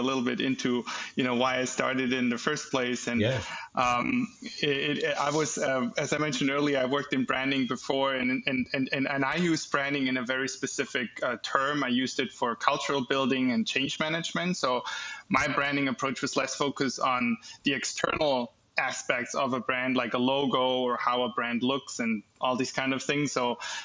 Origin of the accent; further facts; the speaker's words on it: Germany; moved away as an adult; now in United States; I'm born and raised in Germany. Went to school there, got my education there, also started my first business in Germany before I moved over to the United States in 2016